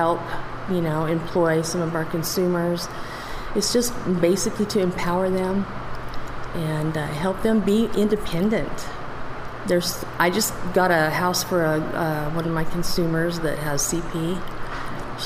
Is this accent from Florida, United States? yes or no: no; Farmington, New Mexico, United States; also born or lived in Santa Paula, California / Aztec, New Mexico; this has always been my hometown